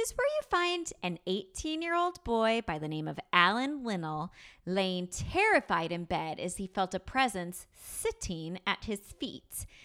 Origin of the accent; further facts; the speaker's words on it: New York, United States; a born and bred New Yorker